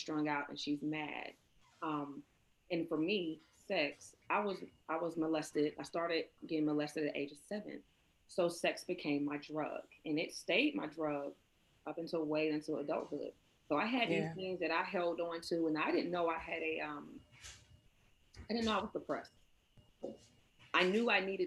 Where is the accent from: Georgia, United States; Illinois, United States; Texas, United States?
Georgia, United States; I am from the South, I am from Georgia. So I grew up in a house where yes ma'am, no ma'am was the thing